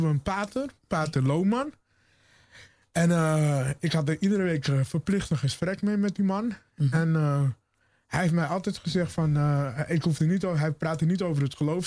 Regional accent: Bunschoten-Spakenburg, Utrecht, Netherlands; moved away; also born or lived in Zutphen / Zwolle; waar ik vandaan kwam, Bunschoten, Spakenburg

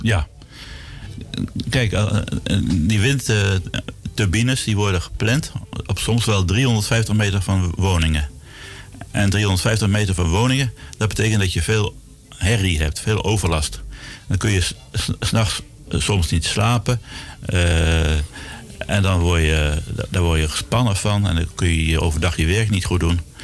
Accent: Zwolle, Overijssel, Netherlands; moved away as an adult; also born or lived in Groningen; now in Amsterdam, Netherlands; Ik ben geboren in eh, Zwolle. Daar heb ik heel lang gewoond, tot, tot mijn achttiende

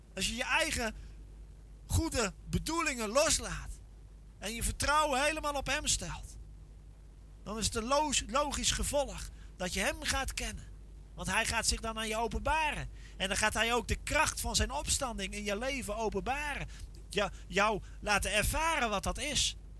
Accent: Veluwe, Gelderland, Netherlands; Ik kom van de Veluwe

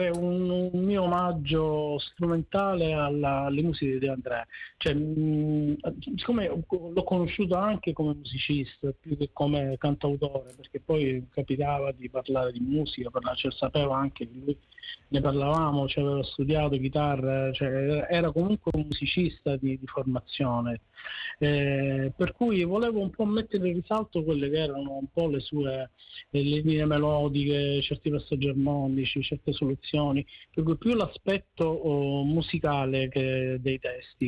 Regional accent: Messina, Sicily, Italy; sono cresciuto a Messina

